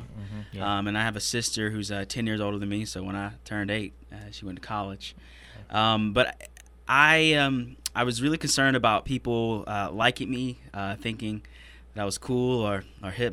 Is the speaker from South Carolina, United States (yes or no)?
yes; Greenville, South Carolina, United States; I was born and raised in Greenville